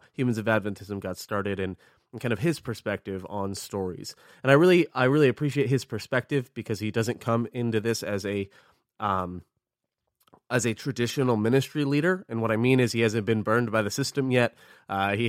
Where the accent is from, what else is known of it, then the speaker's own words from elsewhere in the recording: Orlando, Florida, United States; moved away; I grew up in Orlando and I know every church in that area pretty well